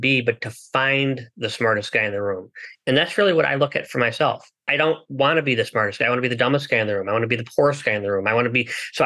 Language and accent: English; United States; I was born in the United States.